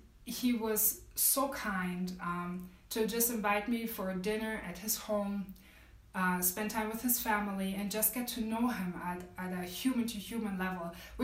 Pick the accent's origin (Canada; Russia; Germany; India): Germany; I grew up in Germany, so I have a very unique perspective on this, coupled with my experiences as a woman of color growing up in Germany